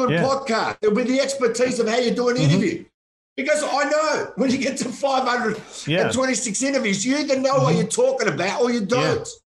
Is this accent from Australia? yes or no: yes; Melbourne, Victoria, Australia; I'm Australian, and I'm proud of it